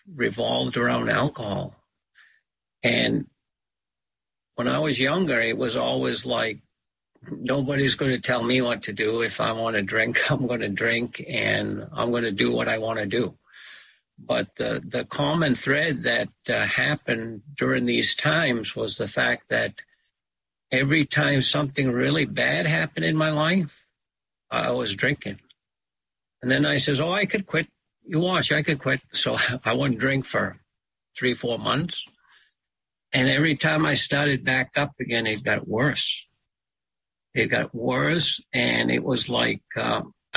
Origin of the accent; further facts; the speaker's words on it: Sipayik, Pleasant Point, Down East Maine, United States; I'm from Zibayeg, Pleasant Point, in down east Maine